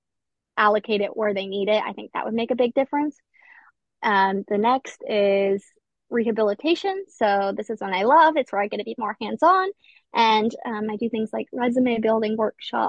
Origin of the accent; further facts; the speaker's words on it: Appalachian Ohio, United States; also born or lived in Edinburgh, Scotland; I'm actually from Appalachia, Ohio, which is a very impoverished community. I actually grew up in the same town as Joey Burrow